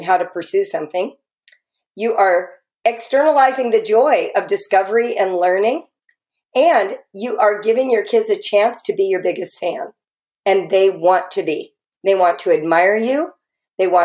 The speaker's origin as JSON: {"language": "English", "town": "Los Angeles", "region": "California", "country": "United States", "said": "I'm a Californian, right? So that's part of the pedigree of coming from LA."}